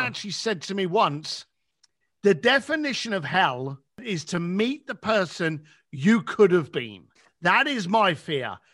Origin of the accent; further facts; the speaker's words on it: London, United Kingdom; moved away; my mum and dad, who still lived in the same house that I was raised up in in England.